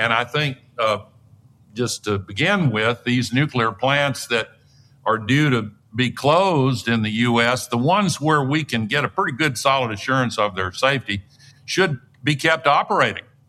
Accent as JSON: {"language": "English", "region": "Tennessee", "country": "United States", "tie": "born or raised there", "said": "my home state of Tennessee"}